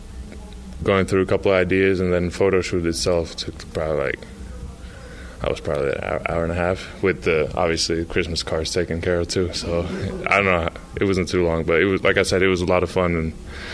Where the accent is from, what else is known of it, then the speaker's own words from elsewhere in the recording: Finland; now in Utah, United States; growing up in Finland